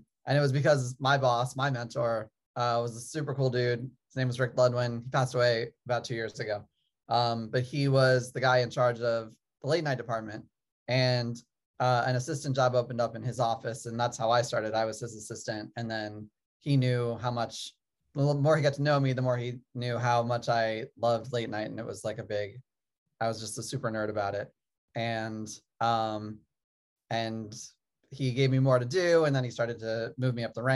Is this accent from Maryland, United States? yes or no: yes; Maryland, United States; moved away as an adult; also born or lived in Syracuse, New York; I grew up in Maryland. Outside of DC